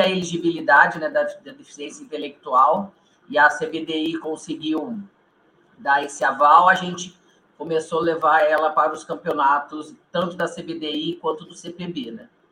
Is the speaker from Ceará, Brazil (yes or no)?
no; Maringá, Paraná, Brazil; nós somos aqui do norte do Paraná, né? Nós somos aqui de Maringá